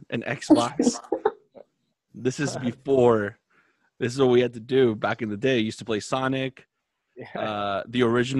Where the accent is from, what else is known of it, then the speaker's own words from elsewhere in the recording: Florida, United States; where I grew up in Florida, we had a small mall right on the corner from my house